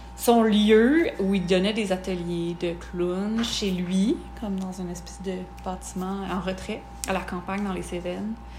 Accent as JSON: {"language": "French", "town": "Sutton", "region": "Quebec", "country": "Canada", "tie": "born or raised there", "also_born_or_lived": "Montreal", "moved": "as an adult", "lives_now": "Sutton, Canada", "said": "revenir m'établir dans ma région euh, natale, parce que je suis de Sutton"}